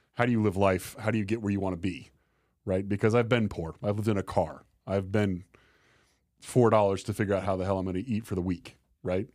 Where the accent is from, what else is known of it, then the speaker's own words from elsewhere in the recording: Tempe, Arizona, United States; now in Fort Collins, United States; I'm from Tempe, Arizona